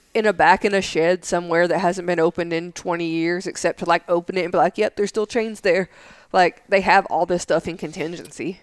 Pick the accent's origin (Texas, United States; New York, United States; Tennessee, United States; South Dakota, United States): Tennessee, United States; now in San Angelo, United States; I grew up in Tennessee